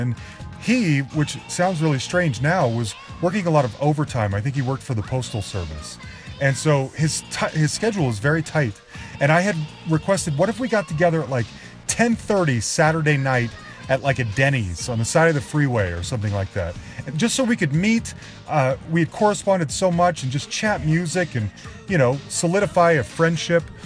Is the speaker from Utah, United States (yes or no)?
yes; Salt Lake City, Utah, United States; moved away; we're both from Salt Lake City